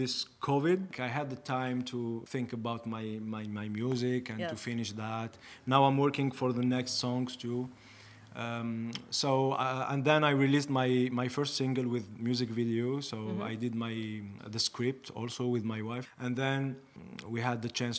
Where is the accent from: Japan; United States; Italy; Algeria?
Algeria; English is a second language; moved away as an adult; now in Toronto, Canada; I'm from blah, blah, from Algeria and from Iraq